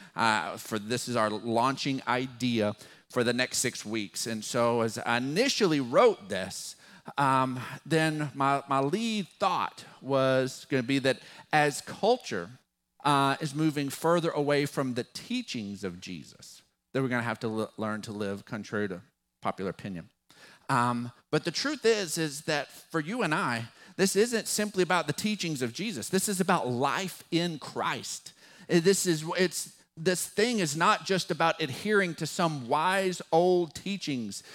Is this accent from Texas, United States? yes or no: yes; West Texas, United States; accent: West Texas drawl; our West Texas drawl because we're not from there. We're from West Texas.